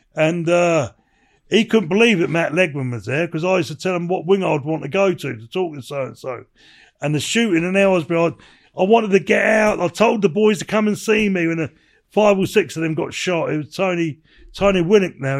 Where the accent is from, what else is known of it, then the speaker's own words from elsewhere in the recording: England, United Kingdom; I'm, I'm English